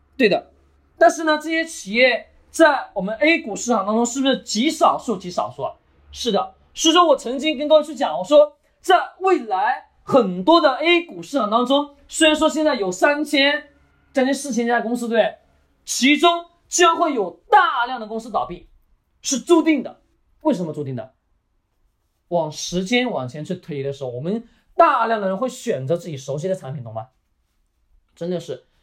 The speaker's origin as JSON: {"language": "Chinese", "country": "China", "said": "我们中国人"}